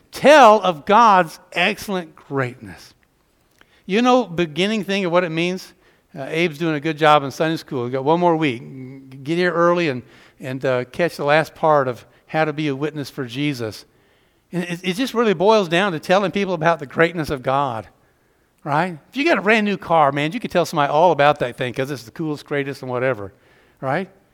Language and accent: English; just below Atlanta, Georgia, United States; accent: Southern; moved away; When you got a couple of Georgia kids who grew up just right below Atlanta, I'm from the hometown of Gone with the Wind